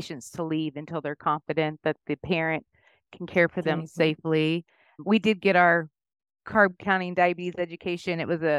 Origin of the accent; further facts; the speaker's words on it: Chickasha, Oklahoma, United States; now in Cedar Park, Texas, United States; I was born in Chickasha.